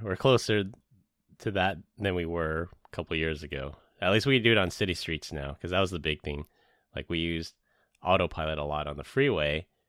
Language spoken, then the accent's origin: English; California, United States; from NorCal. I say Tesla like a normal person.